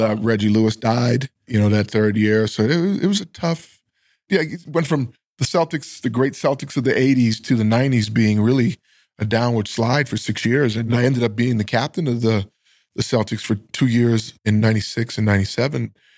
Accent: Bahamas; moved away; I grew up in the islands of the Bahamas, which is off the coast of Miami.

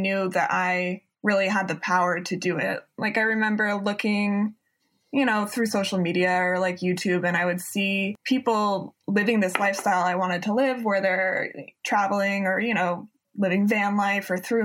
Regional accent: Maine, United States; moved away as an adult; also born or lived in New York; I grew up in Maine

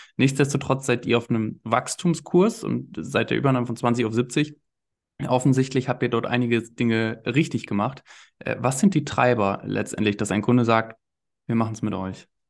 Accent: East Westphalia-Lippe, North Rhine-Westphalia, Germany; in Ostwestfalen-Lippe, ja, in, in meiner Heimat

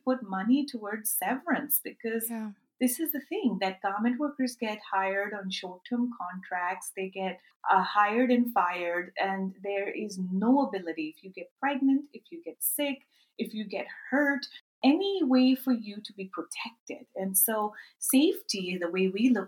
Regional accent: Karachi, Sindh, Pakistan; my hometown of Karachi, Pakistan

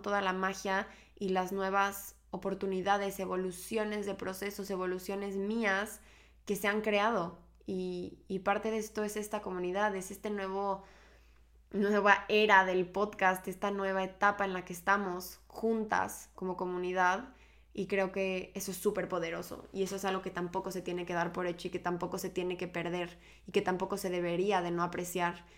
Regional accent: Mexico; moved away as an adult; now in Barcelona, Spain; yo vivo ahorita en Barcelona, pero soy mexicana y llevo dos años viviendo en esta preciosa ciudad

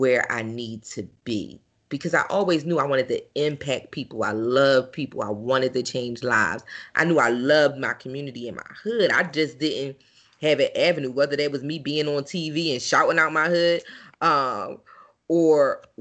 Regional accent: Philadelphia, Pennsylvania, United States; I'm from North Philly. Gratz in Dauphin, 19th in Dauphin, with the elementary school at 22nd in Dauphin, middle school 26th in Cumberland

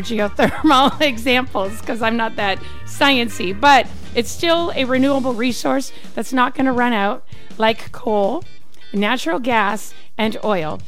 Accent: British Columbia, Canada; now in Arizona, United States; I'm from British Columbia

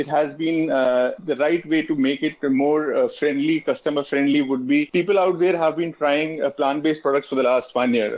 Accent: India; being an Indian

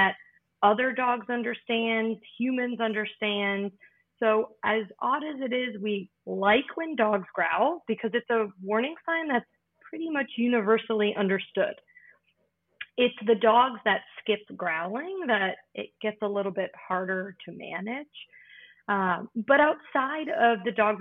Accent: Maryland, United States; moved away as an adult; also born or lived in Florida / Washington, D.C.; now in Pennsylvania, United States; I'm originally from Maryland

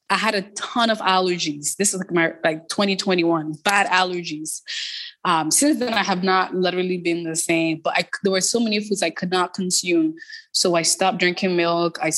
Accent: Toronto, Ontario, Canada; so I grew up in Toronto. I grew up in the Jane and Finch community.

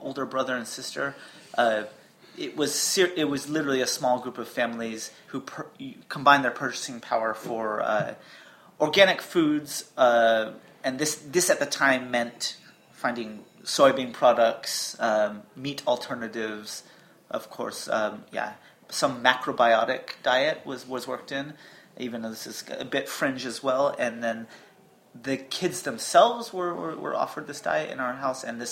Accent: Dallas, Texas, United States; moved away as an adult; now in Berlin, Germany; I was born and raised in Dallas, Texas, East Dallas

